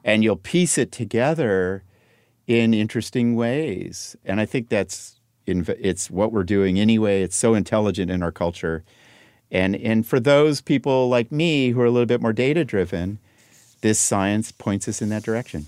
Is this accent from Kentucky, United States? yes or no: no; Los Angeles, California, United States; when I was growing up in Laurel Canyon